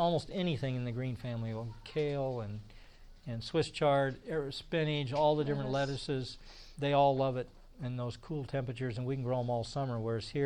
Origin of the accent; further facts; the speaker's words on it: Indiana, United States; moved away; I grew up in Indiana